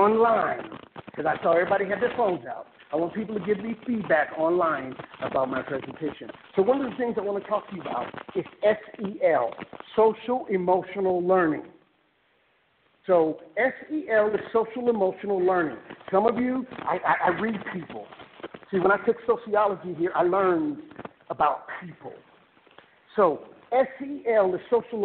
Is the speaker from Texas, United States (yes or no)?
no; Fresno, California, United States; I was born in Fresno